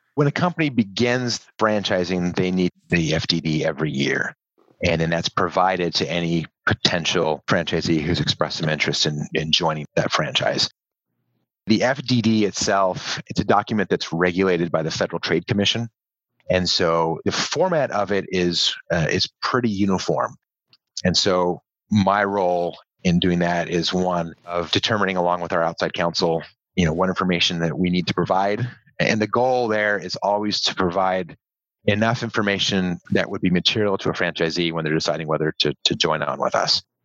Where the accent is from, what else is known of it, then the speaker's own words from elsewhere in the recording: Southern California, United States; moved away as an adult; I grew up in Southern California.